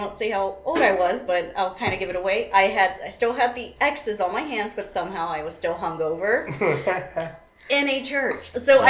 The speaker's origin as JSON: {"language": "English", "town": "San Marcos", "region": "Texas", "country": "United States", "said": "I'm from San Marcos."}